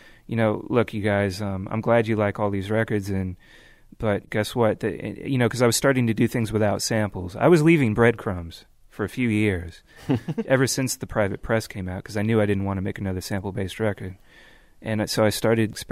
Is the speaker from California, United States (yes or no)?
yes; Bay Area, California, United States; growing up in the Bay Area